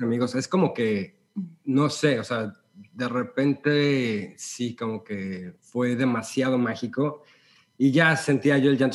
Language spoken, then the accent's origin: Spanish; Mexico City, Mexico; moved away as an adult; also born or lived in Los Angeles, United States; now in Houston, United States; yo soy de la Ciudad de México